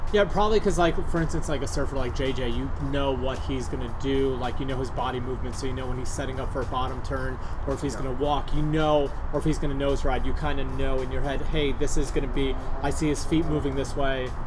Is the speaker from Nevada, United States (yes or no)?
no; New York, United States; moved away; we grew up in New York